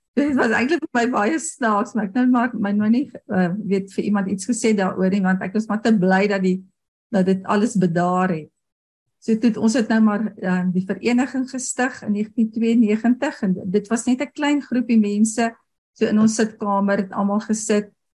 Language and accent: Afrikaans; Potchefstroom, North West, South Africa; first language Afrikaans; En ek het op Potchefstroom groot geword en daar het ons eintlik nooit Engels gepraat nie